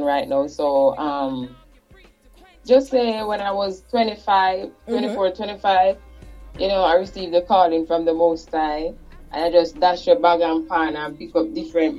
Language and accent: English; Kingston, Jamaica; I was back and forth in Trenchtown and Jonestown, right in the same surrounding community.